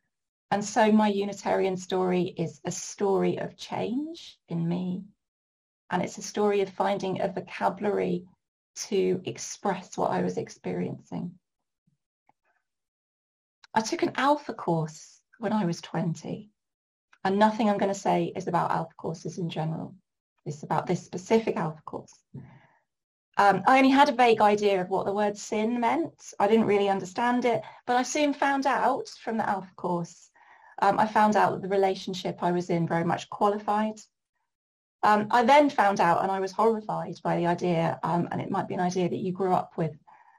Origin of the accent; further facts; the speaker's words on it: Norwich, East of England, United Kingdom; born there; also born or lived in York / Brighton / Ipswich / Bury St Edmunds; I was born in Norwich and I have also lived in York, in Brighton, in Ipswich, in Bury St Edmunds